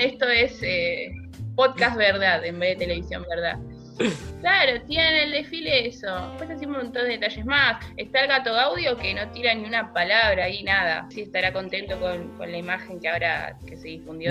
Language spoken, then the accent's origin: Spanish; Quilmes, Buenos Aires Province, Argentina; los que somos oriundos de, de Quilmes